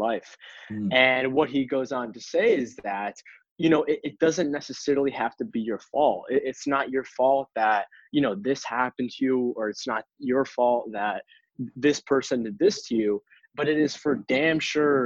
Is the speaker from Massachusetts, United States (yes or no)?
yes; Boston, Massachusetts, United States; I grew up in Boston, East Coast.